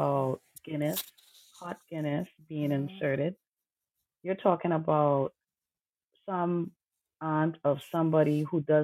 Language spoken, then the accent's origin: English; Trinidad & Tobago; I grew up in Trinidad Tobago